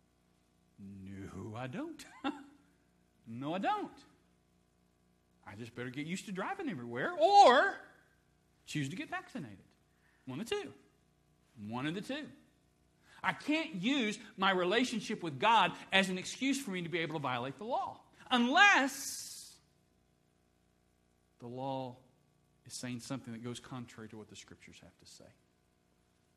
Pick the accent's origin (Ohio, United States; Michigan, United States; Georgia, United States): Ohio, United States; Dayton; I was born in Dayton, Ohio